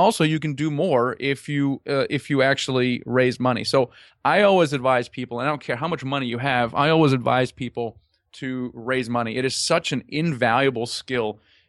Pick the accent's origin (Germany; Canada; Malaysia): Germany; also born or lived in United States; Yeah, I'm originally from Germany, actually.